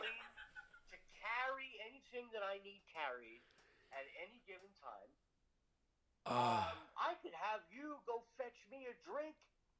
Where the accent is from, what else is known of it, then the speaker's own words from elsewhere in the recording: Long Island, New York, United States; I'm from Long Island.